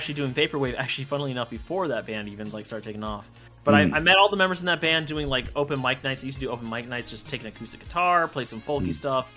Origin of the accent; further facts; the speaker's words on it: Melbourne, Florida, United States; also born or lived in Orlando; back to my hometown in Melbourne